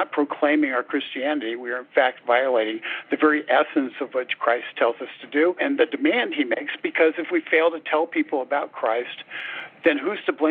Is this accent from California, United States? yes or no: yes; California, United States; Well, I Grew up in Southern California, did in more rural part out in Riverside County primarily.